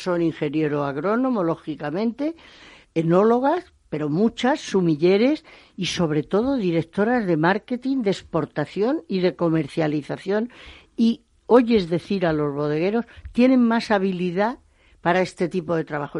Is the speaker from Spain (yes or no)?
yes; Extremadura, Spain; moved away as an adult; also born or lived in Bordeaux, France / El Bierzo, Spain; los productores de mi tierra